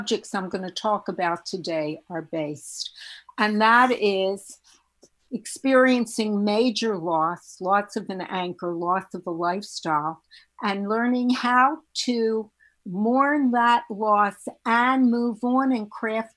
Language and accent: English; Baltimore, Maryland, United States; moved away; also born or lived in New York City; I'm from Baltimore, Maryland, and I trained at Hopkins